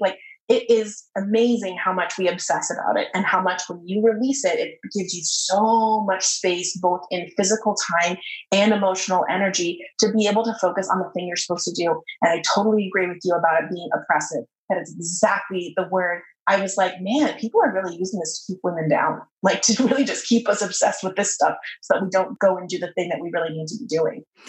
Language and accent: English; United States